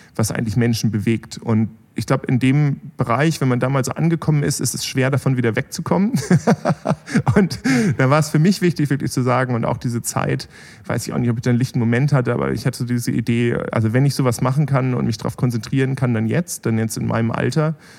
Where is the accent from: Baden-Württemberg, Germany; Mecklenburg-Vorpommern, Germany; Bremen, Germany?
Bremen, Germany; moved away as an adult; also born or lived in Berlin; now in Heilbronn, Germany; ich bin da, da in Bremen aufgewachsen